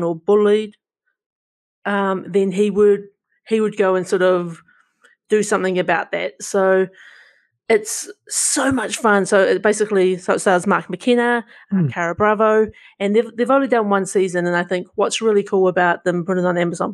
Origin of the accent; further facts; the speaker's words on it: New Zealand; accent: Kiwi; my Kiwi accent